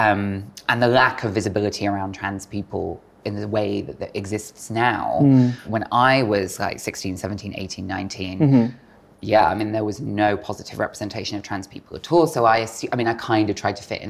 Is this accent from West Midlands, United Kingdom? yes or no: no; Bristol, South West England, United Kingdom; moved away as an adult; Growing up in Bristol, my adolescence was quite an unhappy one looking back